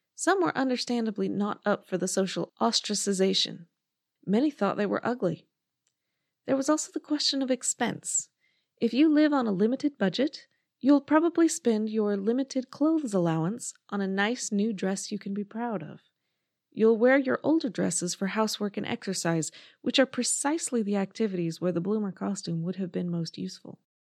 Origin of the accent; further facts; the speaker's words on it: United States; Being American